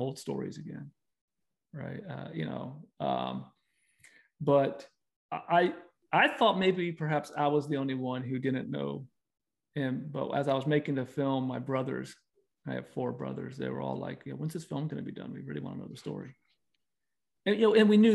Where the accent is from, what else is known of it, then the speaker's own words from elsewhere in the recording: Virginia, United States; moved away as an adult; also born or lived in Utah; I'm from Virginia, born and raised, and my wife and I just moved back here, you know, back in June.